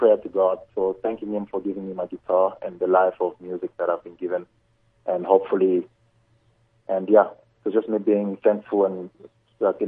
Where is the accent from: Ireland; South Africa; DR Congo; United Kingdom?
DR Congo; Kolwezi, Lualaba; Swahili is what I learned growing up in the town I was born in, because I was born in Kolwezi, which is south of the Congo.